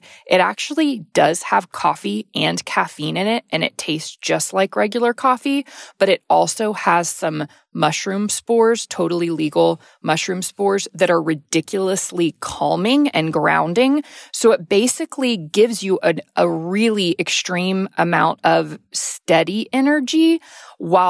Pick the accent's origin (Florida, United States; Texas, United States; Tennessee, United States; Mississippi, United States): Texas, United States; growing up in the South, being in Texas